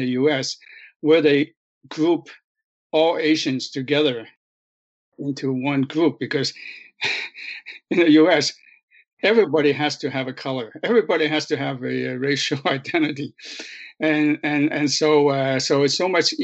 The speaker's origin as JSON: {"language": "English", "town": "Montreal", "region": "Quebec", "country": "Canada", "tie": "born or raised there", "also_born_or_lived": "China", "said": "He was working as a laundryman in Verdun, Verdun part of Montreal. And so that's where I grew up. I grew up in Verdun"}